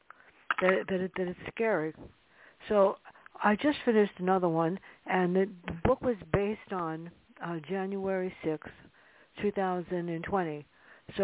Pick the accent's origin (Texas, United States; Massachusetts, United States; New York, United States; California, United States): New York, United States; New York City; I grew up in the South Bronx, in a tough neighborhood.